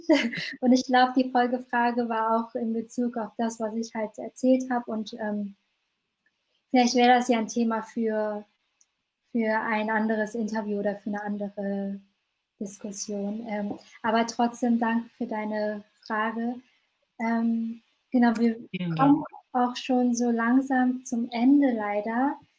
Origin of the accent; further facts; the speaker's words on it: North Rhine-Westphalia, Germany; ich in so einer vietnamesisch-katholischen Gemeinde so hineingeboren wurde, ähm, was bei uns in Nordrhein-Westfalen so städteübergreifend ist